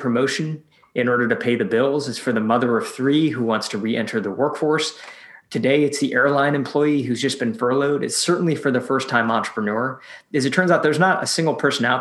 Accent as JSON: {"language": "English", "region": "Michigan", "country": "United States", "tie": "born or raised there", "also_born_or_lived": "San Francisco", "moved": "as an adult", "said": "moved back from San Francisco to my hometown in Michigan"}